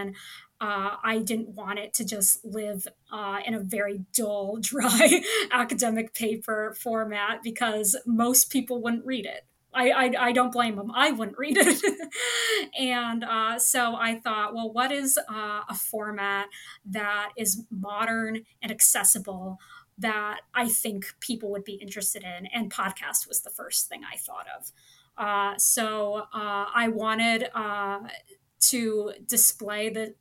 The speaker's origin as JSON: {"language": "English", "town": "Kansas City", "country": "United States", "said": "I'm from Kansas City, which is right in the middle of the United States"}